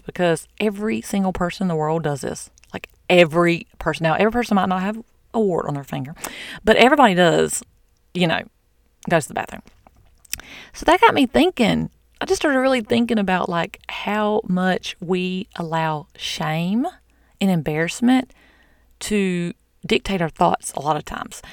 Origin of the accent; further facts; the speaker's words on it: the South, United States; I'm from the South.